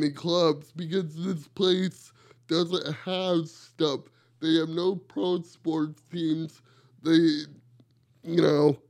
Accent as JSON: {"language": "English", "region": "South Carolina", "country": "United States", "said": "South Carolina."}